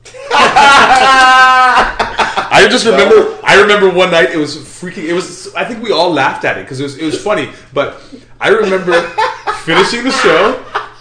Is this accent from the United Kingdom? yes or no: no; Winnipeg, Manitoba, Canada; We're from Winnipeg